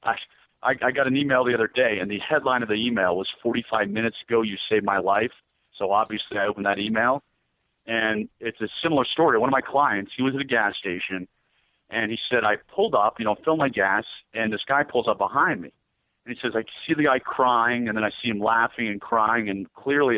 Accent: United States; I'm an American

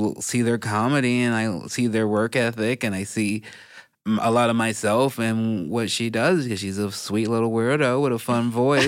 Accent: Chicago, Illinois, United States; also born or lived in Gardena, California / Portland, Oregon; now in Los Angeles, United States; I was born in Gardena, but I was raised in Chicago.

